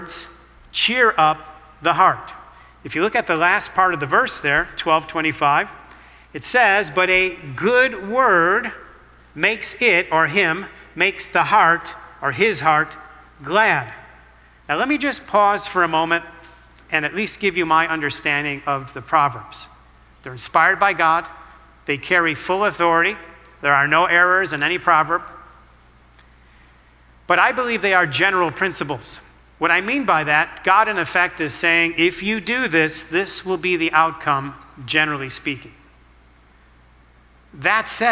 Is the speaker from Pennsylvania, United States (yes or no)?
no; Chicago, Illinois, United States; I'm born and raised in the city of Chicago. That's my hometown.